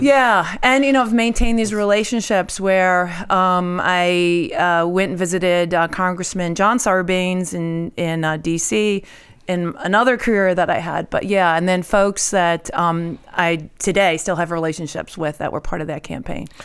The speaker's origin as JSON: {"language": "English", "area": "outside of Syracuse", "region": "New York", "country": "United States", "tie": "born or raised there", "also_born_or_lived": "Mexico, New York", "said": "I grew up outside of Syracuse"}